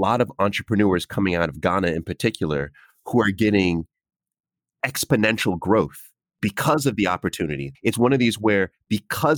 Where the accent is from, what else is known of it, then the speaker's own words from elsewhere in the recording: United States; also born or lived in Jamaica (heritage); now in United Kingdom; being American